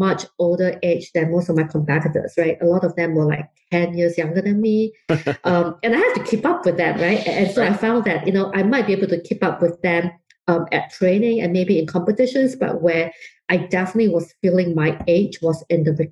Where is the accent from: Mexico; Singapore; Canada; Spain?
Singapore; also born or lived in London; now in Bay Area, United States; I grew up in Singapore, and you can tell from my accent that it's not entirely American